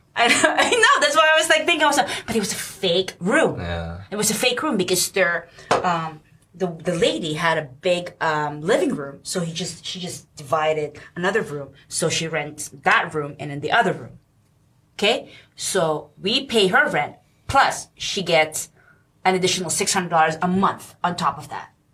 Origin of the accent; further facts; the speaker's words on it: Philippines; now in New York, United States; I'm Filipino